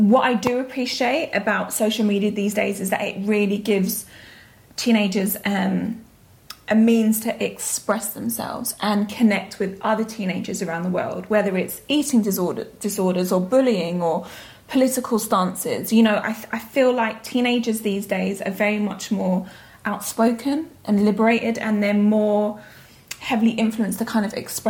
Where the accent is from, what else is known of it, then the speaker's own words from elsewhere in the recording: London, United Kingdom; moved away as an adult; also born or lived in Vauxhall, Lambeth; now in New York, United States; I now live in New York. I've been in New York for 6 months, but I was actually born and raised in Southwest London